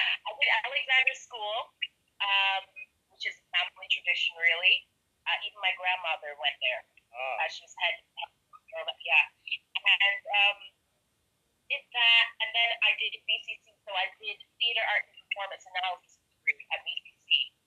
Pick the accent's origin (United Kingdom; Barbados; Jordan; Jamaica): Barbados; Black Rock, Saint Michael; I grew up in Black Rock, West Coast, all day, every day. So when I moved out of Black Rock, I think I moved to Bridgetons, like out Johns Plain side, and I'd have to drive back through Black Rock to get to town